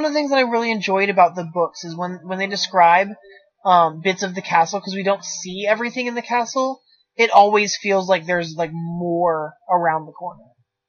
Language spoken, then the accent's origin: English; East Coast, United States; I grew up on the East Coast. In that, like, colonial belt.